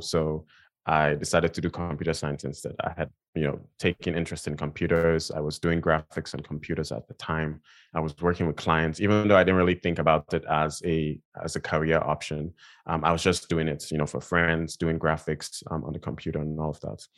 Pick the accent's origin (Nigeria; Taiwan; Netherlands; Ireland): Nigeria; now in United States; I grew up in, in Nigeria, um, I'm from Nigeria. I was born and raised there